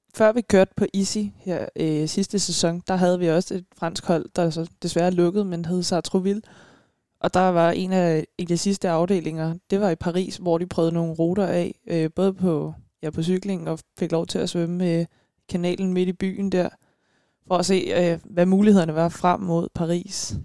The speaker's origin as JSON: {"language": "Danish", "town": "Frederiksberg", "region": "Capital Region of Denmark", "country": "Denmark", "moved": "yes", "lives_now": "Stevns, Denmark", "said": "jeg er fra Frederiksberg. Ja. Bare, jeg er bare tilflytter"}